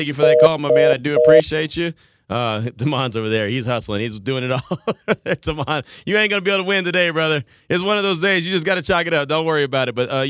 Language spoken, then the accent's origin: English; Santa Maria, California, United States; Coach began his coaching career in my hometown of Santa Maria, California, from my school, Allen Hancock College